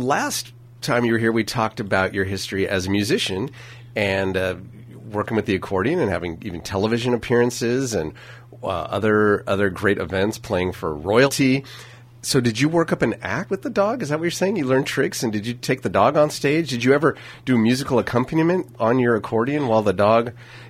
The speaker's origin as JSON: {"language": "English", "town": "St. Helena", "region": "California", "country": "United States", "tie": "born or raised there", "said": "which I can totally relate to, growing up in St. Helena and ending up at a school of 45,000 people"}